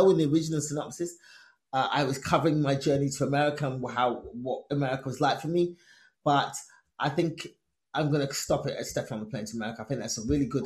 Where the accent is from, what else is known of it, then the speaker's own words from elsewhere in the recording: England, United Kingdom; Me born and raised in England, Nigerian immigrant parents